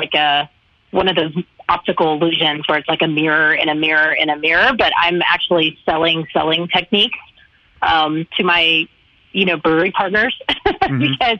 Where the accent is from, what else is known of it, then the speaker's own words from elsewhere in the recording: the South, United States; I'm from the South. I'm long-winded. I love to talk.